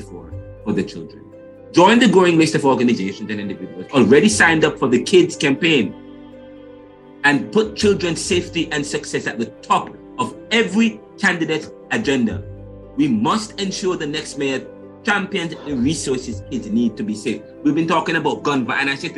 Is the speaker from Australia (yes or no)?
no; Jamaica; moved away; I'm from Jamaica